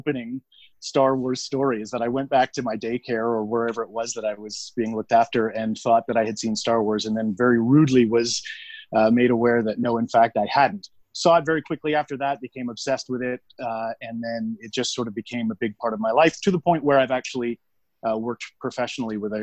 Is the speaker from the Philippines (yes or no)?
no; Oshawa, Ontario, Canada; I was born in Oshawa